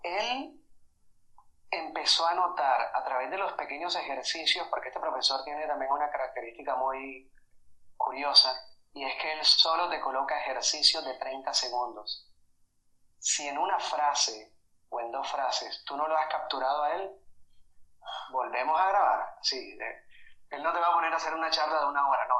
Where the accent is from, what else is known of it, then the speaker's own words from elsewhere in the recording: Caribbean coast of Colombia, Colombia; yo soy de Colombia, de la costa de Colombia, y es una región en la que por todo lado encuentras ese, esa apología al sexo.